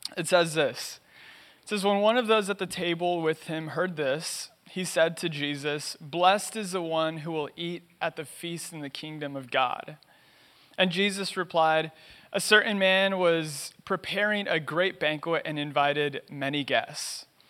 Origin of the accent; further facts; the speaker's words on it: Los Angeles, California, United States; I was born and raised in East L